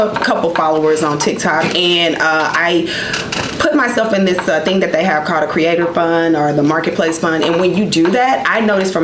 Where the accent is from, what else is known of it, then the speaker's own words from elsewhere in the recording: Texas, United States; I'm from Texas.